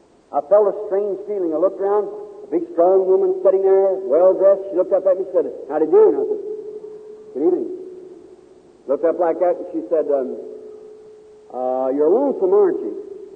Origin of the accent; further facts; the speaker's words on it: Kentucky, United States; born there; I like to hunt, and I was born in Kentucky.